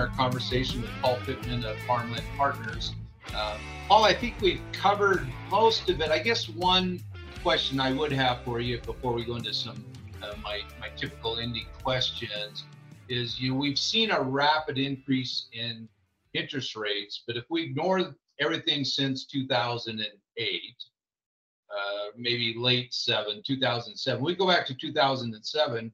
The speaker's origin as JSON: {"language": "English", "region": "Washington", "country": "United States", "moved": "yes", "lives_now": "Parker, United States", "said": "I was from Washington State, we got pretty good water up there"}